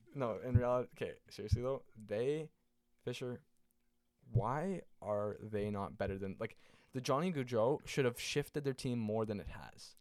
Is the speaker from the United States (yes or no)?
no; Canada; I'm Canadian